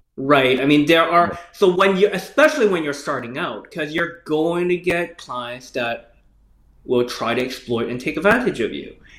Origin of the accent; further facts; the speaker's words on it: Canada; I grew up in Canada